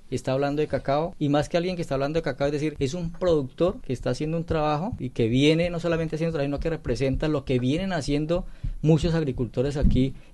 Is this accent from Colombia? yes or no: yes; Colombia; El país, es decir, nosotros como colombianos estamos rankeados como uno de los productores de cacao fino y aroma.